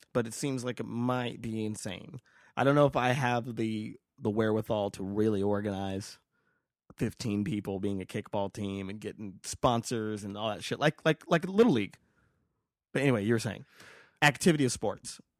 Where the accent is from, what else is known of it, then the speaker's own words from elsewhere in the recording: Las Vegas, Nevada, United States; moved away; I'm from Vegas